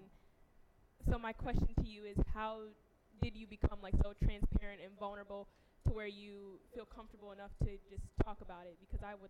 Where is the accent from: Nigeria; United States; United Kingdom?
United States; Flint, Michigan; I was born in Flint, but I grew up in, like, white schools and white areas